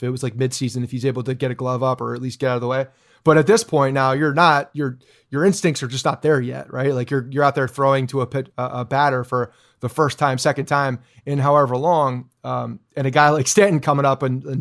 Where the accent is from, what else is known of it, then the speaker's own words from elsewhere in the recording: Canada; I'm Canadian.